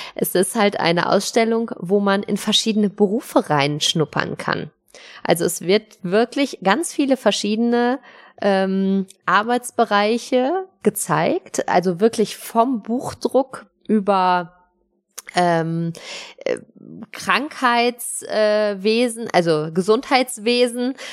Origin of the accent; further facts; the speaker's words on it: Cologne, North Rhine-Westphalia, Germany; moved away; in Köln unterwegs, in meiner alten Heimat